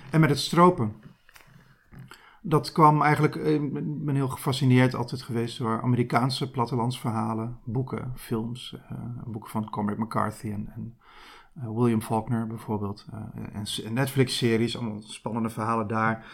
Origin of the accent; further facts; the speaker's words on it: Gelderland, Netherlands; Ja, ik kom zelf uit de Achterhoek.